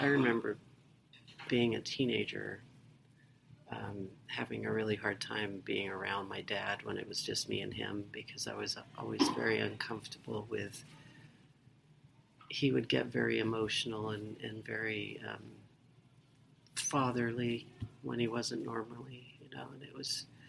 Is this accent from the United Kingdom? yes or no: yes; England, United Kingdom; born there; also born or lived in Mississippi, United States / Dover, United States; My dad was in the Air Force, so we moved around a lot. I was born in England. And we lived in Mississippi a couple times. We lived in Dover, Delaware during the Vietnam War.